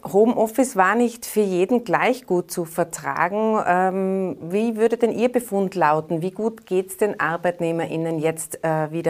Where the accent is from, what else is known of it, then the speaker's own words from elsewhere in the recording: Tyrol, Austria; Jetzt äh, sind wir Tiroler ja seitens äh, der ÖVP mit zwei neuen Posten in der Regierung vertreten.